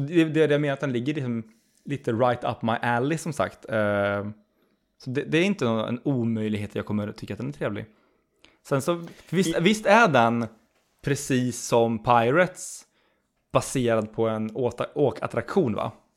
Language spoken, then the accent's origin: Swedish; Skövde, Västra Götaland, Sweden; Du och jag, eh, vi är ju som sagt, vi är från Skövde ursprungligen.